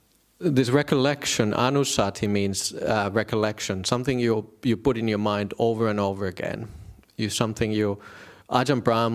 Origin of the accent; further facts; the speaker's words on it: northern Finland, Finland; I didn't grow up with that. I come from Northern Finland. There's no Buddhism there.